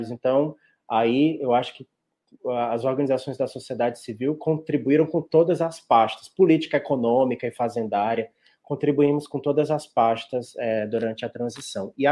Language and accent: Portuguese; Ceará, Brazil; Olha, como bom cearense, eu não podia deixar de dizer que é o baião de dois, mas é o baião de dois do Ceará